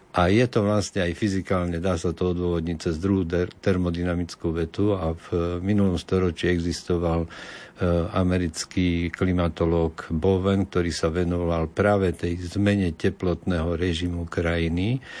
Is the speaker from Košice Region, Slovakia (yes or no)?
yes; Košice, Košice Region, Slovakia; Ja, ja som z Košic